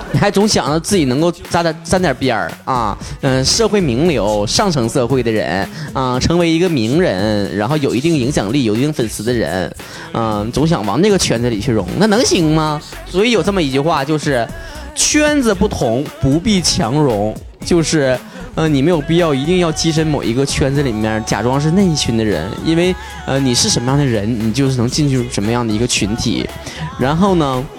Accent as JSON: {"language": "Chinese", "region": "Northeast China", "country": "China", "accent": "Northeastern Mandarin", "said": "我们东北人"}